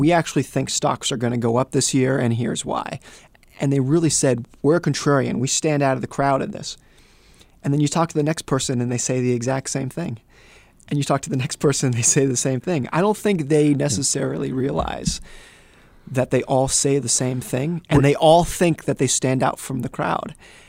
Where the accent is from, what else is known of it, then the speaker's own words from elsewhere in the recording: Lake Tahoe, United States; also born or lived in Seattle; I grew up in Lake Tahoe. You could get 5 feet of snow and no one would blink. And then I've also lived in cities where I lived in Seattle